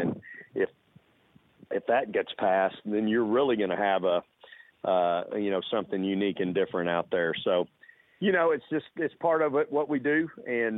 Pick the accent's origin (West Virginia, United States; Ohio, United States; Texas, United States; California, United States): Texas, United States; the Texas coast, United States; moved away; the coast where I grew up